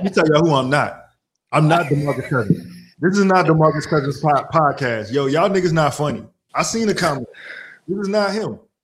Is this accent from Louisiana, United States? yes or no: yes; New Orleans, Louisiana, United States; moved away; I'm from New Orleans